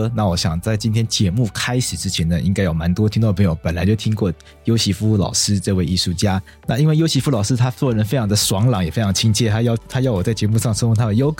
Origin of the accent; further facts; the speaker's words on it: Taipei, Taiwan; also born or lived in Taitung; 就后来都在台北长大，然后常常被我爸带回去，这两边这样带来带去，对台东还算蛮熟的，很喜欢。